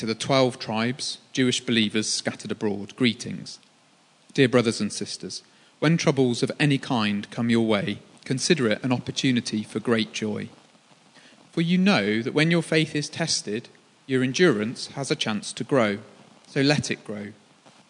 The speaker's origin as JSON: {"language": "English", "town": "Birmingham", "region": "West Midlands", "country": "United Kingdom", "tie": "born or raised there", "moved": "yes", "said": "I'm from Birmingham. Birmingham is a football city. When you go to school, it was a sexist city too"}